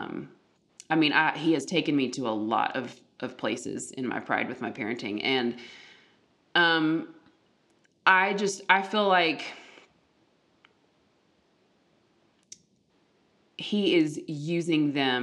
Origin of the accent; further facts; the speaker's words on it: the South, United States; the Southern culture I was raised